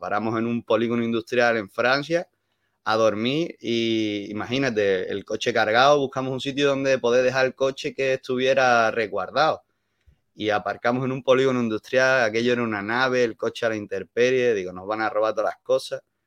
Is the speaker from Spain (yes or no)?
yes; Málaga, Andalusia, Spain; accent: mix of Andalusian and Canarian; moved away as an adult; also born or lived in Las Palmas, Spain; now in Germany; Yo soy andaluz, yo vengo de Málaga de Málaga. Lo que pasa es que me fui a vivir a Las Palmas tres años, entonces tengo una mezcla